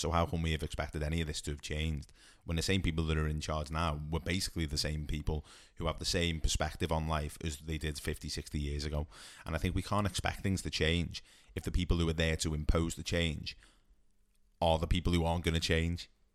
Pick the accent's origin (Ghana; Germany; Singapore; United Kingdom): United Kingdom; for us as as British football fans